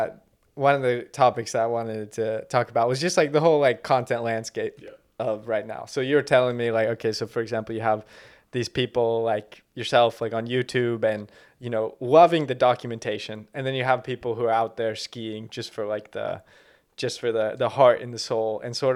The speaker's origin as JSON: {"language": "English", "country": "Canada", "said": "I'm Canadian."}